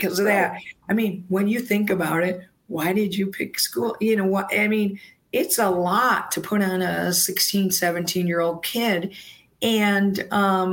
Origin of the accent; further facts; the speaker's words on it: Wisconsin, United States; moved away; I was from Wisconsin